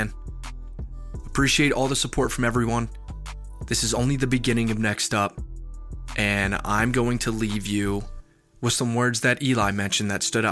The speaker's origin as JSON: {"language": "English", "town": "Morristown", "country": "United States", "tie": "born or raised there"}